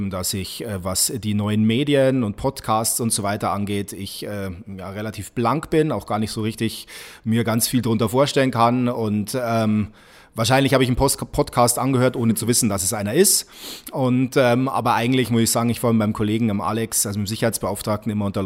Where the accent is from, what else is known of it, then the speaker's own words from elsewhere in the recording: Ingolstadt, Bavaria, Germany; born there; Und das ist in meinem Ausweis so, nämlich ich wurde einfach in Ingolstadt geboren. Punkt.